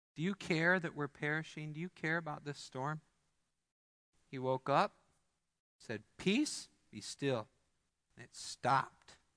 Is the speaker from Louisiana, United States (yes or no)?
no; Missouri, United States; now in Midland, United States; I'm from Missouri